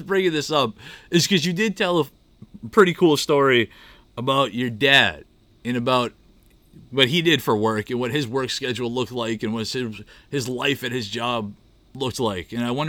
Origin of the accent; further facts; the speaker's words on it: Manchester, New Hampshire, United States; those of us growing up in Manchester